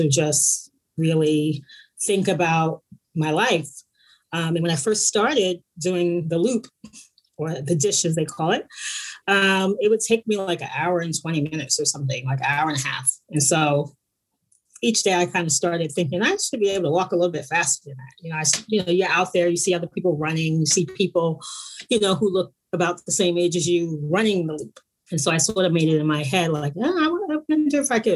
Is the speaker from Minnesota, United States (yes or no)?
no; East Orange, New Jersey, United States; moved away as an adult; also born or lived in New York City; now in Bay Area, United States; I'm originally from New Jersey, Newark, New Jersey. I grew up in a little suburb outside of Newark called East Orange.